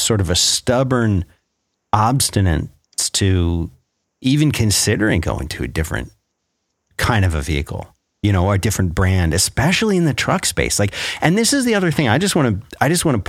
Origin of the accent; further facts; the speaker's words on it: Philadelphia, Pennsylvania, United States; also born or lived in Florida; now in Texas, United States; I remember growing up in Philadelphia, I never saw pickup trucks, never saw them, never. And so when we moved down to Florida